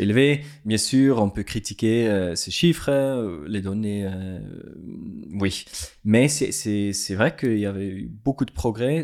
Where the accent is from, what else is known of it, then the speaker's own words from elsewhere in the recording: Switzerland; French is a second language; also born or lived in Lesotho; je suis suisse